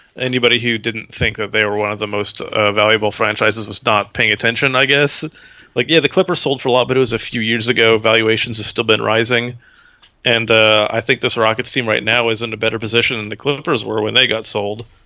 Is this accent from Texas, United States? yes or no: yes; Houston, Texas, United States; moved away; I'm from Houston, too.